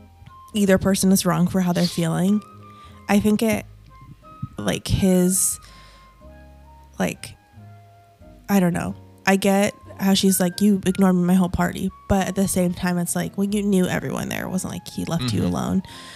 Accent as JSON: {"language": "English", "region": "Maramureș County", "country": "Romania", "moved": "yes", "said": "Now, I'm originally from Romania, from a region called Maramures."}